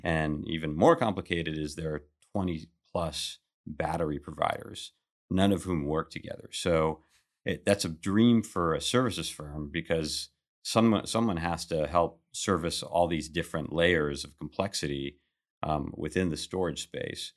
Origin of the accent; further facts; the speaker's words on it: Kuwait; moved away; I was born in Kuwait.